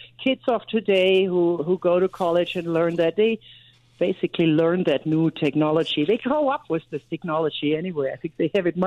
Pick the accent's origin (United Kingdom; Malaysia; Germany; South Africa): Germany; moved away as an adult; now in United States; I grew up in Germany